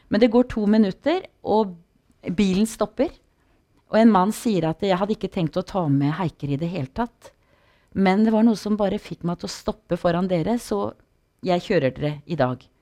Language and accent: Norwegian; Porsgrunn, Vestfold og Telemark, Norway; jeg vokste opp på bedehuset i Porsgrunn i kristen sammenheng